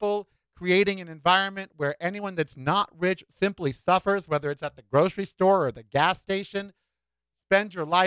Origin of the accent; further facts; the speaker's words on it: United States; now in Las Vegas, United States; as an American